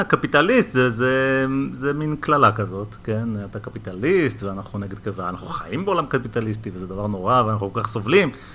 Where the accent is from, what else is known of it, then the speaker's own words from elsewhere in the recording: Israel; אנחנו כילדים שגדלנו בישראל